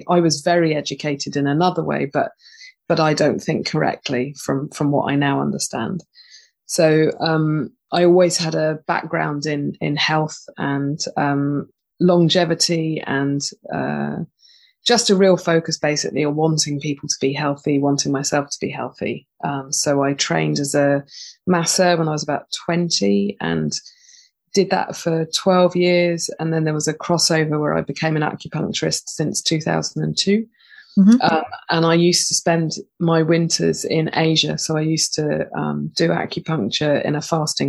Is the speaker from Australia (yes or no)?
no; Totnes, South West England, United Kingdom; I was born and bred in Totnes, which is a little hippie town